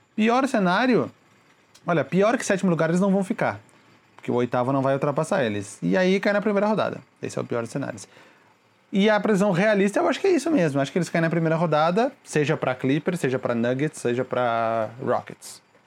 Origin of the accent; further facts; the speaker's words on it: Rio de Janeiro, Brazil; sou do Rio de Janeiro